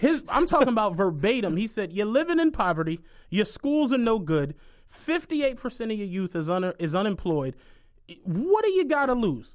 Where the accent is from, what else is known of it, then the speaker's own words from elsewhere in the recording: Philadelphia, Pennsylvania, United States; I'm really from Philly